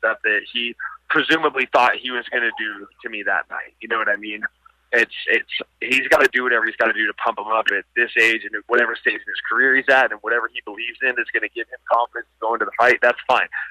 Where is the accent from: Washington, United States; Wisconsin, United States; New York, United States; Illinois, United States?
Washington, United States; my home state